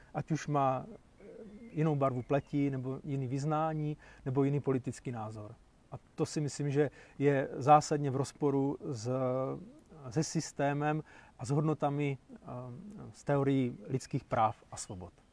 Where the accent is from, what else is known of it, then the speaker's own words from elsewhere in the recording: Zábřeh, Olomouc Region, Czechia; u nás v Zábřeze